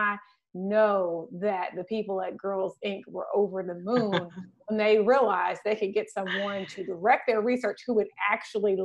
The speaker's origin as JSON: {"language": "English", "town": "Memphis", "region": "Tennessee", "country": "United States", "tie": "born or raised there", "said": "I grew up in Memphis too"}